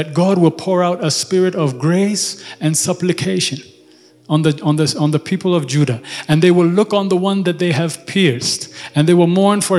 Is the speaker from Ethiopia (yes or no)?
yes; Ethiopia; I'm from Ethiopia.